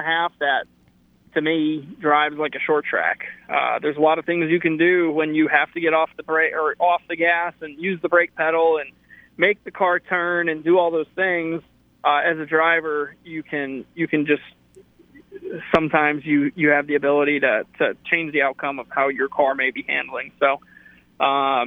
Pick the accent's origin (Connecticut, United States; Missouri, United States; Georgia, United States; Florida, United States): Connecticut, United States; growing up in Connecticut, we had 3 local tracks within 35 minutes of where I live